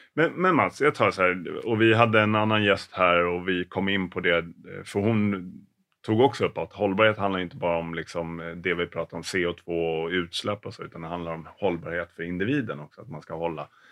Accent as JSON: {"language": "Swedish", "town": "Stockholm", "region": "Stockholm County", "country": "Sweden", "said": "jag har ju ingen dialekt, eh, som stockholmare"}